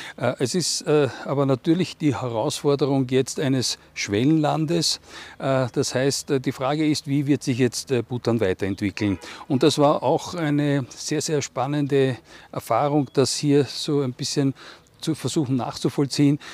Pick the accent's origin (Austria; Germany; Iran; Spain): Austria; als Österreicher